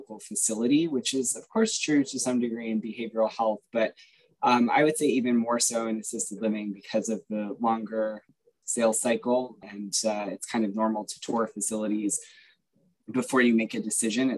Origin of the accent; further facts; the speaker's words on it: Boston, Massachusetts, United States; also born or lived in Louisville, Kentucky, United States; I grew up in Louisville, Kentucky. When I was nine, I had to move in with my father in Boston